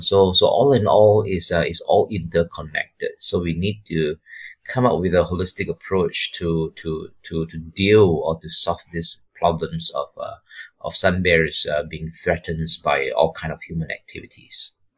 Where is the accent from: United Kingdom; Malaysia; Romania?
Malaysia; moved away as an adult; also born or lived in Taiwan / Missoula, Montana; I'm from Malaysia.